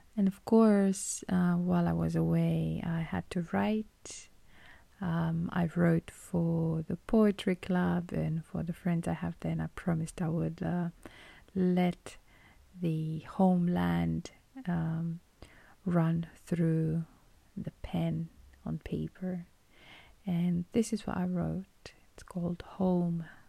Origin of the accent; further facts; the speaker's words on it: Romania; moved away as an adult; my home country